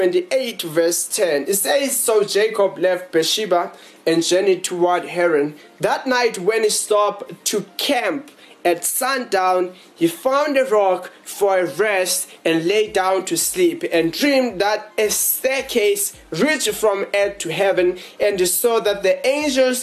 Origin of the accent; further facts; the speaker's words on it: Johannesburg, Gauteng, South Africa; We are from Johannesburg in South Africa